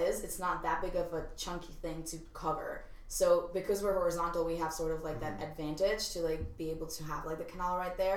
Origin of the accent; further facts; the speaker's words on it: Colón, Panama; moved away; I'm from Colon, which is this like really tiny like town sort of thing. Like just imagine 14 streets, just like a box, literally. And so I was born and raised there